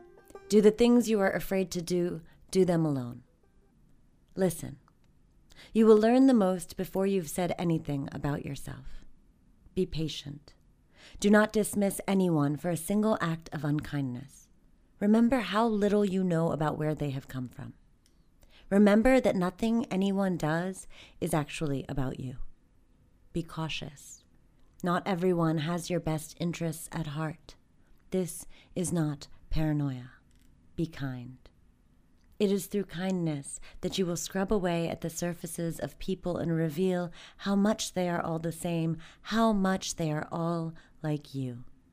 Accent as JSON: {"language": "English", "region": "Maryland", "country": "United States", "tie": "born there", "also_born_or_lived": "Bangladesh", "said": "So I was born here in Maryland, and my parents had migrated here 10 years prior during the Bangladesh-Pakistan War."}